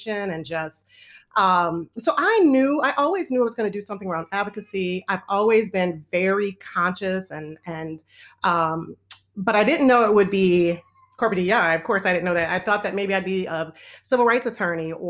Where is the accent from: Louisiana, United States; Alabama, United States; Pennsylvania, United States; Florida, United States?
Louisiana, United States; New Orleans; also born or lived in Los Angeles, California; now in Atlanta, United States; I'm originally from LA. I grew up in New Orleans.